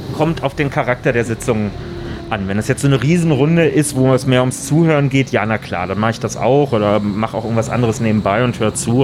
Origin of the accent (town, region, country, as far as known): Berlin, Germany